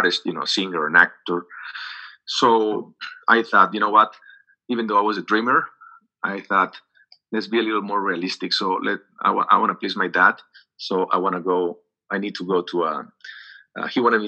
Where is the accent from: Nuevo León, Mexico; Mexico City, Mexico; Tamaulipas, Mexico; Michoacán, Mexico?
Tamaulipas, Mexico; Xicoténcatl; English is a second language; moved away as an adult; also born or lived in Ciudad Mante, Mexico / Miami, United States / Los Angeles, United States; I was raised in Jicotencal.